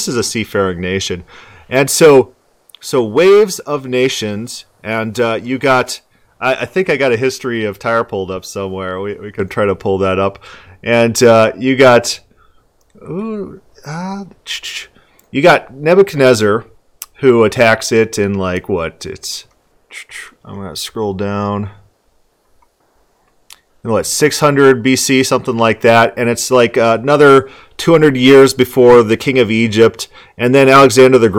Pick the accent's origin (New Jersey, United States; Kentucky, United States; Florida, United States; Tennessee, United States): Florida, United States; moved away; I'm from Florida.